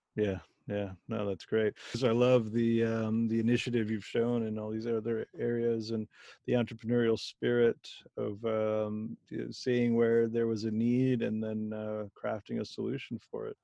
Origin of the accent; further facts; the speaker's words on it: Germany; moved away; I was born in Germany